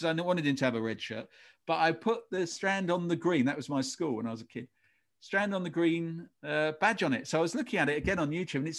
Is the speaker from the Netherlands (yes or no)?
no; England, United Kingdom; I'm part Irish. I've got an Irish name, but I grew up in England.